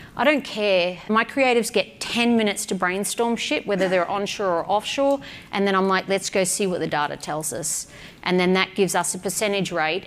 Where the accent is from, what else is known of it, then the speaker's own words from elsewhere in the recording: Australia; I'm an Aussie